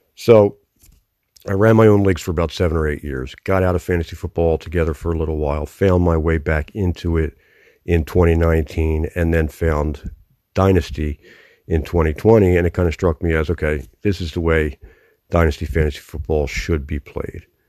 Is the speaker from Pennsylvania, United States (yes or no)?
yes; Philadelphia, Pennsylvania, United States; accent: Philadelphia; I'm from Philadelphia, born and raised here, still live within the city limits here.